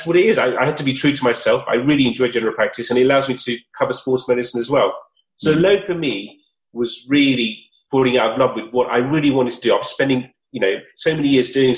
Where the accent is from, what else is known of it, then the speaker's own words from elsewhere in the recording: United Kingdom; I grew up in Surrey, in London, and luckily enough, I was able to go to school in Surrey